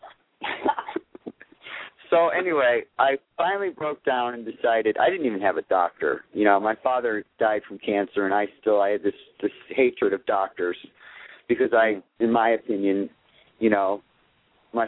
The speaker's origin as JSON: {"language": "English", "town": "Watertown", "region": "New York", "country": "United States", "tie": "born or raised there", "moved": "as an adult", "lives_now": "Southwest Florida, United States", "said": "I was born in Watertown, New York, and there's not much there."}